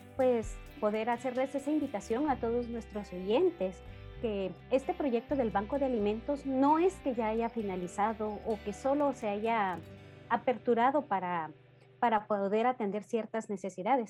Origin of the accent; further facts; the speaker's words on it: Guatemala; nosotros como guatemaltecos